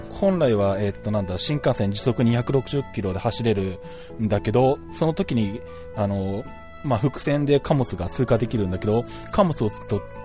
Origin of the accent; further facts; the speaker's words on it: Shizuoka, Japan; うちの地元の静岡空港